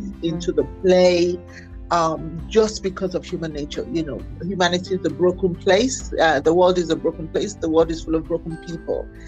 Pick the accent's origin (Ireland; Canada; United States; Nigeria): Nigeria; also born or lived in Islington, London, United Kingdom; My family moved back to Nigeria in 1975. So I did most of my education, actually, all of my education I did in Nigeria.